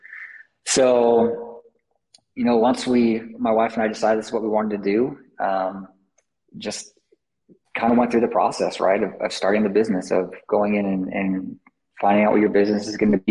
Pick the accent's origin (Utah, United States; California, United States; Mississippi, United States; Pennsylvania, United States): Utah, United States; Salt Lake City; moved away; I grew up down in Salt Lake.